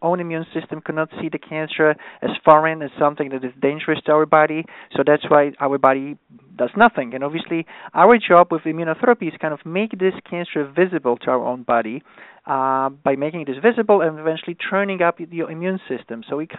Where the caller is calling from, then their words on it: New York, United States; So I'm calling from New York, so it's an afternoon.